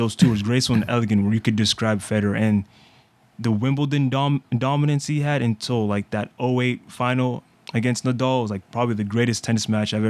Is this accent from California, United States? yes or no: no; Maryland, United States; about 30 minutes where I was born in Maryland.